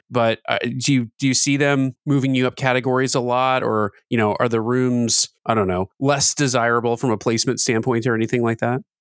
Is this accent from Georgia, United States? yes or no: no; Louisville, Kentucky, United States; moved away; I'm from Louisville, Kentucky, originally, where we like to squeeze every word into as few syllables as possible